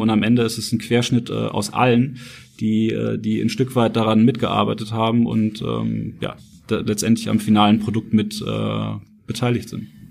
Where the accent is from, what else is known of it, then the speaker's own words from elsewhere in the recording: Nuremberg, Bavaria, Germany; moved away as an adult; also born or lived in Frankfurt; ich komme eigentlich ursprünglich aus Nürnberg, aus dem Süden